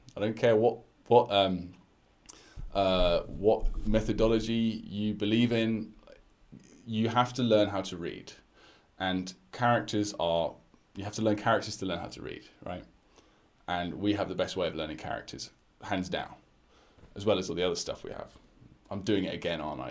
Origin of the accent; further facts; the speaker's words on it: United Kingdom; accent: British; I'm a British guy teaching Chinese